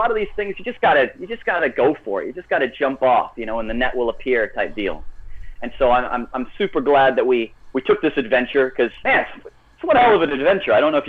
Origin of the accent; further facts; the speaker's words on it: Missouri, United States; born there; also born or lived in Japan / England / Texas / Germany; My dad was in the U.S. Air Force. So I was born in Missouri, lived in Japan for a little bit, England, Texas, Germany, New York.